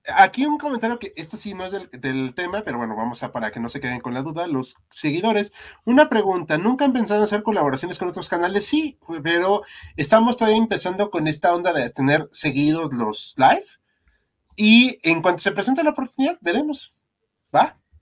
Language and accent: Spanish; Mexico; somos mexicanos.